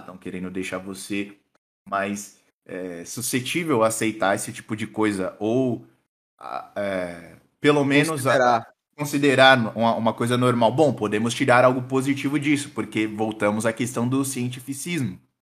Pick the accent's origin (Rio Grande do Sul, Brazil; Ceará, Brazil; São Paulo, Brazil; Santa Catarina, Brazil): Rio Grande do Sul, Brazil; Sou do Sul, mas não de. Sou do Rio Grande.